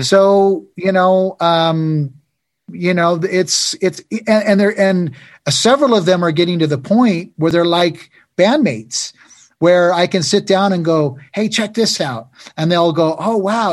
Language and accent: English; United States; where we come from America